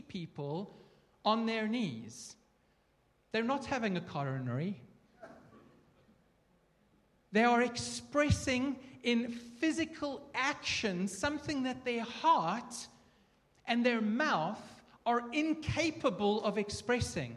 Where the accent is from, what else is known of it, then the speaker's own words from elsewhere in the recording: South Africa; I'm South African